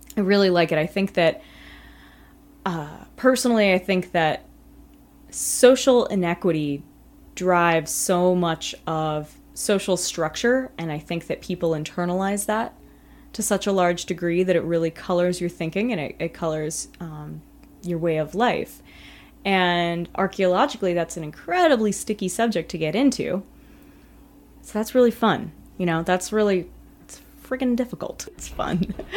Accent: California, United States; I come from California

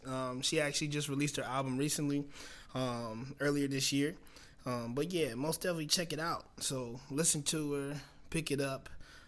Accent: Cleveland, Ohio, United States; Cleveland, Ohio, my hometown

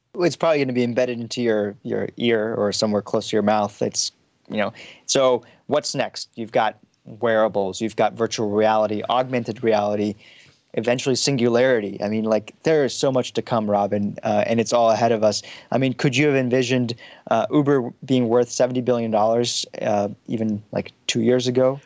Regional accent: Frankfurt, Hesse, Germany; also born or lived in Pakistan; now in Palo Alto, United States; born in Pakistan. I was, you know, I grew up in some im, immigrant neighborhood in Frankfurt, Germany

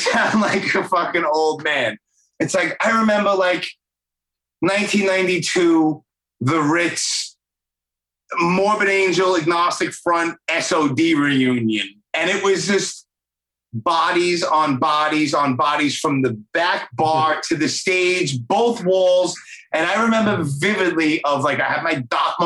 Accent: New York City, New York, United States; born and raised in Brooklyn

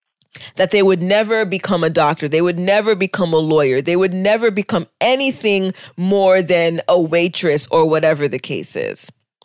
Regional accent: United States; For me, you know, the other thing about being Haitian American is that our parents

